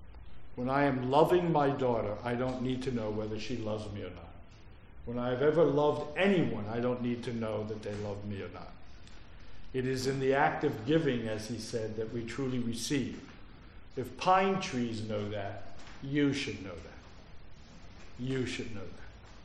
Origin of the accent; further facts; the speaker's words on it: Philadelphia, Pennsylvania, United States; born there; also born or lived in New Jersey; But I've been, in fact, I was born in Philadelphia.